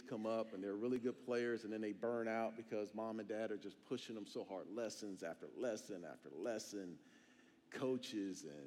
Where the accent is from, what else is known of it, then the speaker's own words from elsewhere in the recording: Phoenix, Arizona, United States; moved away; I'm from Arizona. I'm from Phoenix.